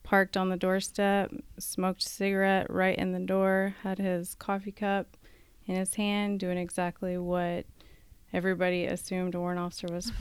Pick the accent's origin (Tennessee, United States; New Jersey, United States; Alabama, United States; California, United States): Alabama, United States; moved away as an adult; now in Washington, United States; I'm from Alabama, and I got here by way of active duty after 3 years.